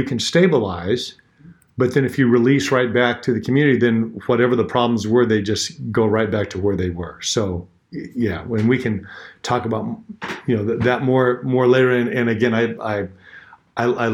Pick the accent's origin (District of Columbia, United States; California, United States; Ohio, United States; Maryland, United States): California, United States; Bakersfield; now in Fresno, United States; I was born in Bakersfield.